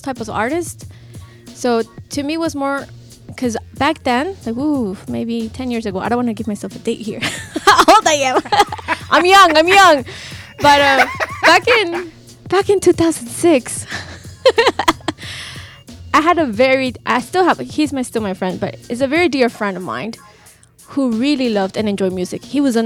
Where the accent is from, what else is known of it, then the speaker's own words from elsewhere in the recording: Lima, Peru; moved away; I'm originally from Peru. Lima, I know everybody's like, where are you from in Peru? Lima